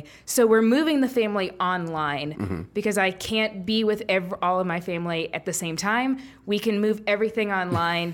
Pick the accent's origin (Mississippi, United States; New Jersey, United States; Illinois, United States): Mississippi, United States; Byhalia; my hometown of Byhalia